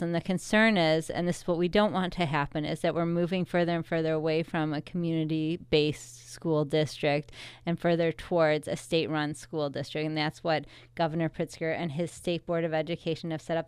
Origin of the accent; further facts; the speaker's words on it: Wheaton, Illinois, United States; also born or lived in Warrenville, Illinois; I grew up in Wheaton, Illinois.